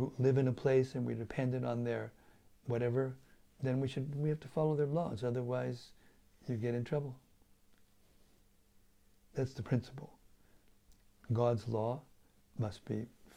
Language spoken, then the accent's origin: English; United States; moved away; being an American, having been grown up in that country